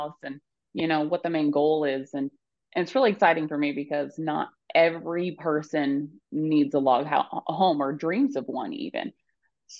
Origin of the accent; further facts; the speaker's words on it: Bonners Ferry, Idaho, United States; I grew up in Bonner's Ferry